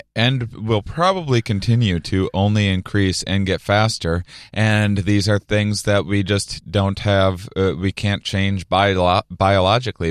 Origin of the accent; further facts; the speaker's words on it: a little town outside of La Crosse, Wisconsin, United States; my hometown, a little, little town outside of La Crosse, Wisconsin, on the border of Minnesota and Iowa